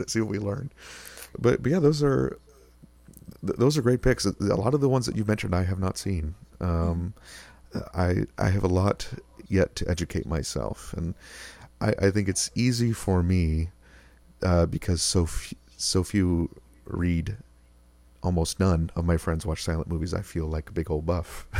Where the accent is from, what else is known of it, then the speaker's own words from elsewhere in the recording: Rochester, New York, United States; moved away as an adult; also born or lived in Georgia; now in Buffalo, United States; my hometown of Rochester